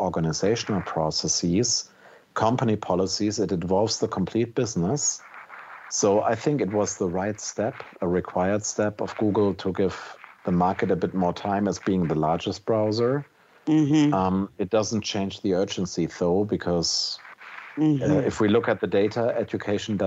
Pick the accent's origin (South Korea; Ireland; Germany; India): Germany; As a German